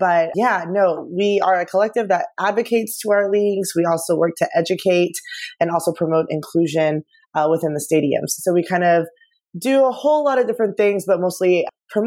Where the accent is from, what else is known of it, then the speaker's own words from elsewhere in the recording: Dallas, Texas, United States; I'm from Dallas